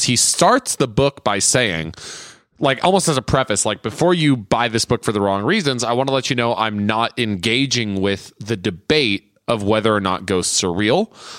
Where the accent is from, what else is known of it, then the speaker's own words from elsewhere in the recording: San Jose, California, United States; I grew up near the Winchester House.